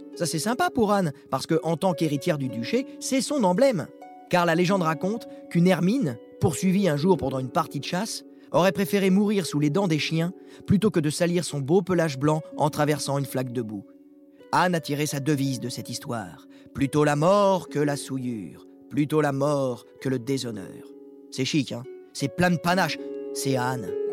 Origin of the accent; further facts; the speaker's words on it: Sablé-sur-Sarthe, Pays de la Loire, France; du côté de chez moi, à Sablé-sur-Sarthe